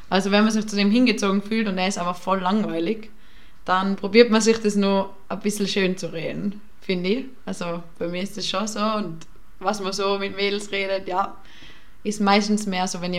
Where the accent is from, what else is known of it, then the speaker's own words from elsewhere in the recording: Tyrol, Austria; now in Vienna, Austria; ich bin aus Tirol und ich gehe gerne auf den Berg und so und dass das halt voll schade ist in Wien, kann man das alles nicht machen.